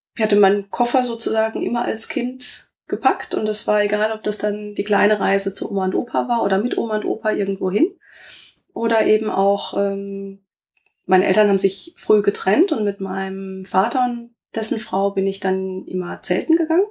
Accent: Rastatt, Baden-Württemberg, Germany; moved away as an adult; also born or lived in Karlsruhe / Essen / Saarbrücken / Kaiserslautern; now in Limburgerhof, Germany; Ich bin in Karlsruhe geboren, bin in Rastatt aufgewachsen

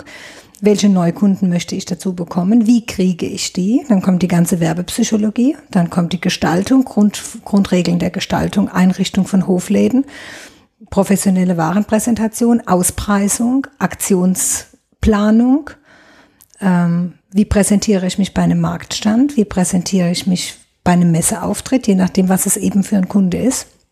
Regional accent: Neustadt an der Weinstraße, Rhineland-Palatinate, Germany; Ich bin gebürtige Neustadterin, komme mhm. aus dem Afrika-Viertel. Das ist Luftlinie drei Kilometer von hier, direkt hinterm Leibniz-Gymnasium steht mein Elternhaus und bin hier auch nie weggegangen

